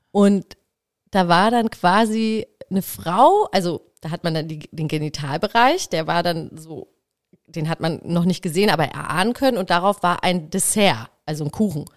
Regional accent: Black Forest, Baden-Württemberg, Germany; moved away; ich bin halt im Schwarzwald groß geworden

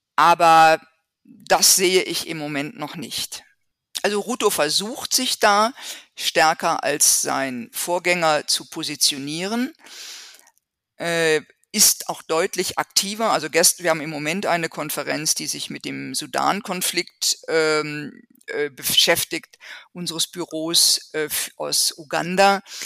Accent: Germany; bei uns in Deutschland

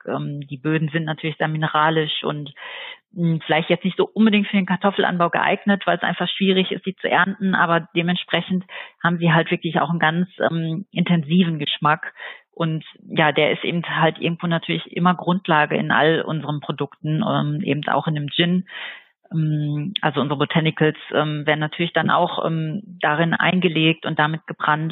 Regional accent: Dortmund, North Rhine-Westphalia, Germany; now in Eifel, Germany; ich wurde in Dortmund geboren und lebe seit mittlerweile ungefähr zwölf Jahren hier in der Eifel

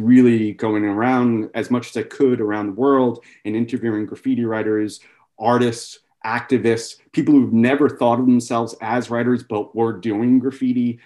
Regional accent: New York City, New York, United States; I was born and raised in Queens, New York

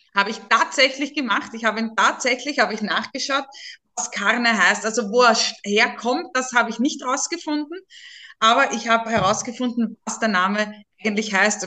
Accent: Burgersdorf, Lower Austria, Austria; accent: Viennese; now in Pressbaum, Austria; Ich bin wirklich im Wiener Wald zu Hause in Niederösterreich. Ich bin ursprünglich aus der Gemeinde Burgersdorf, jetzt im Pressbaum

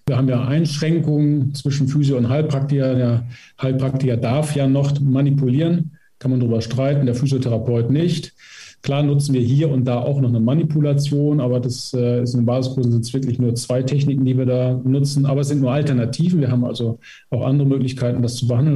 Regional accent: Emsland, Lower Saxony, Germany; Ich komme selber aus dem Emsland

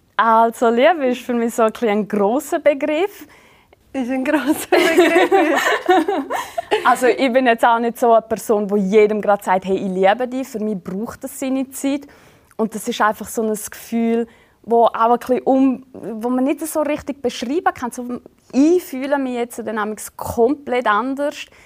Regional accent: Switzerland; typisch schweizerisch an mir, sowie auch so meine Essgewohnheiten

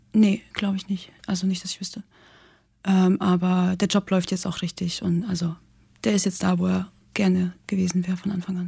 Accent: Russia; now in Germany; ich komme aus Russland

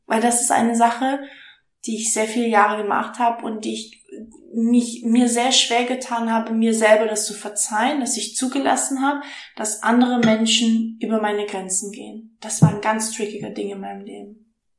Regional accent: Stuttgart, Baden-Württemberg, Germany; moved away as an adult; now in Hamburg, Germany; ich komme aus dem Schwabeländle, ich bin in Stuttgart aufgewachsen

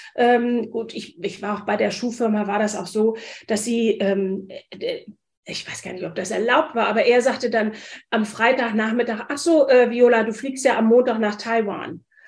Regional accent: Wiesbaden, Hesse, Germany; moved away as an adult; also born or lived in London / Frankfurt; now in Hamburg, Germany; Ich komme aus Hessen, aus Wiesbaden

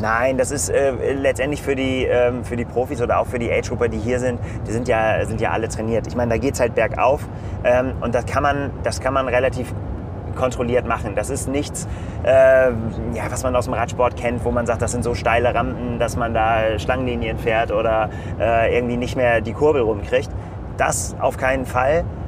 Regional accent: Northern Germany, Germany; für uns als Norddeutsche

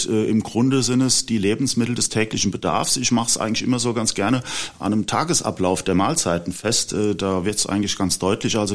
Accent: Bad Sobernheim, Rhineland-Palatinate, Germany; ich bin ähm, gebürtig aus Bad Sobernheim

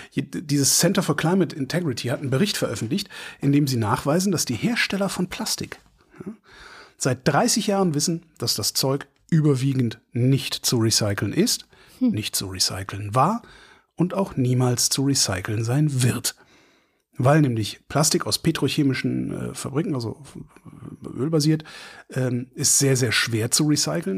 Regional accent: near Frechen, North Rhine-Westphalia, Germany; Frechen, weil das ist da in der Nähe von wo ich groß geworden bin

